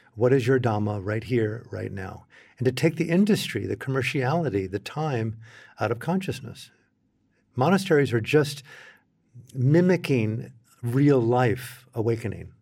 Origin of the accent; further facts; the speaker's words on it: United States; as an American in the cultural setting that I came from